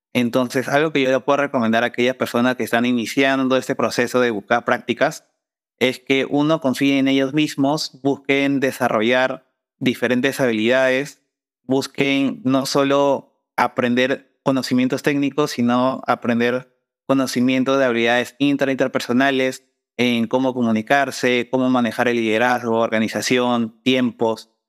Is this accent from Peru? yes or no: yes; Peru; mi país